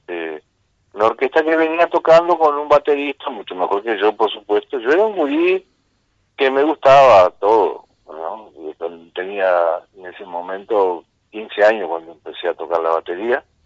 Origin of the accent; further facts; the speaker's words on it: Rocha, Uruguay; yo soy acá de Rocha